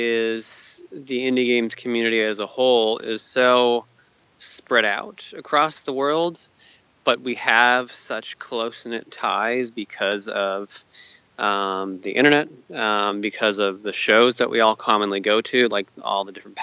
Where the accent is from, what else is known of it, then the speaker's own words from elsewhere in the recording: California, United States; also born or lived in Hawaii; But I was raised here in Southern California for most of my life, so.